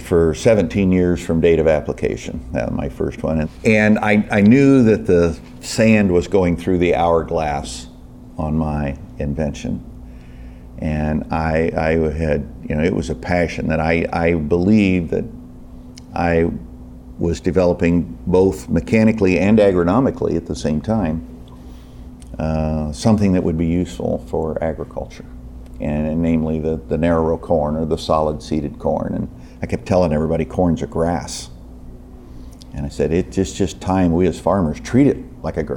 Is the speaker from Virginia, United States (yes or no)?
no; Illinois, United States; I'm from Illinois